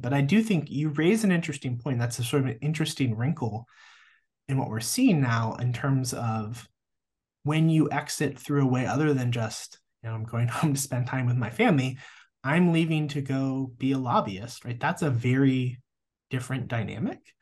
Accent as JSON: {"language": "English", "region": "Nebraska", "country": "United States", "tie": "born or raised there", "also_born_or_lived": "Des Moines, Iowa / Missouri / Georgia / Durham, North Carolina", "moved": "as an adult", "lives_now": "Lubbock, United States", "said": "I grew up in Nebraska."}